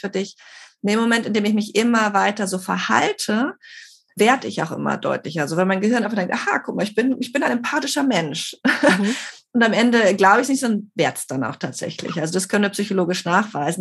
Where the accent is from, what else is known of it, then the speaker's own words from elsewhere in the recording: Germany; now in Barcelona, Spain; ich bin Deutsche